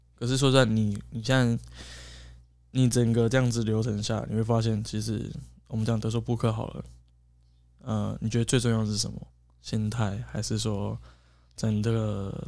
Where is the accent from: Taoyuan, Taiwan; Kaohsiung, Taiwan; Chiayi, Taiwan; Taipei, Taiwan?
Kaohsiung, Taiwan; 我跟他，我们都是高雄人